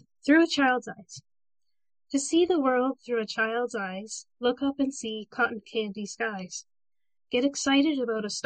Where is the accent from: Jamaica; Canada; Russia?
Canada; Port Elgin, Ontario; I'm from Port Elgin, which is in Ontario. I live right along Lake Huron